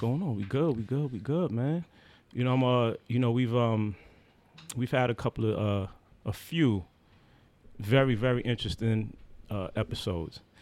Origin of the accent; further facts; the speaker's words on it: Haiti; I'm Haitian